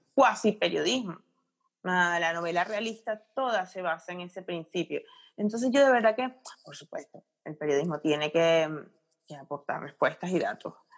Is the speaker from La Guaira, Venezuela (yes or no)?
no; Caracas, Capital District, Venezuela; moved away as an adult; also born or lived in central region, Venezuela; now in Spain; nací en Caracas, lo que pasa es que tengo, tengo mucha familia en ah. la región central.